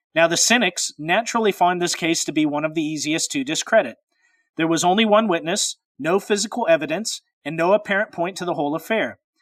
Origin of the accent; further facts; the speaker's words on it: Pacific Northwest, United States; I'm from the Pacific Northwest.